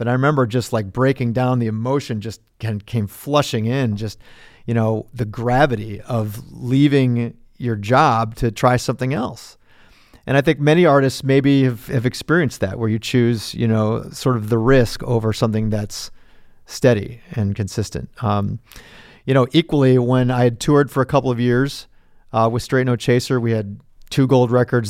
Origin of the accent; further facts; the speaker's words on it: Wilmette, Illinois, United States; also born or lived in Indianapolis, Indiana; I lived in Indianapolis uh, until I was six, but then we moved to Wilmette. So I consider Wilmette my hometown where I grew up.